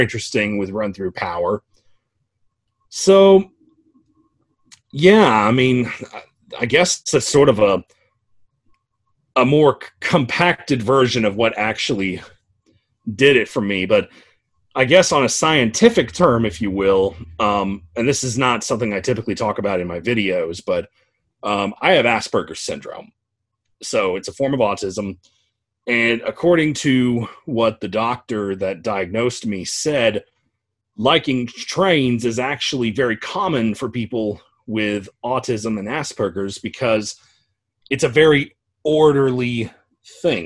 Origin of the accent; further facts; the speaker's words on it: Georgia, United States; the last time that NNW 611 came through my hometown. So my mom took me down to the station that day